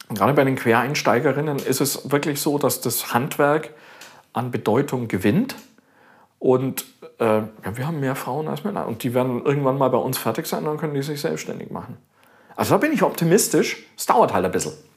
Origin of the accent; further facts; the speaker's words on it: Augsburg, Bavaria, Germany; also born or lived in Australia; In Augsburg, in meiner Heimatstadt